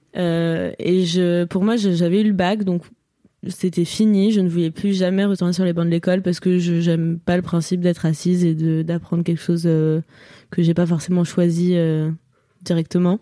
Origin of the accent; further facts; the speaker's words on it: near Lyon, Auvergne-Rhône-Alpes, France; also born or lived in Courbevoie, Hauts-de-Seine, France; je suis née à Courbevoie dans le 92 et après on est parti vivre à Serbonne, dans Lyon du coup, dans une maison avec des champs de tournesol géants en face